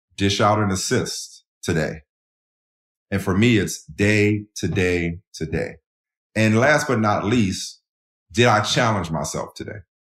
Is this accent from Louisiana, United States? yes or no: yes; New Orleans, Louisiana, United States; moved away; also born or lived in Boston; growing up in New Orleans, the way I grew up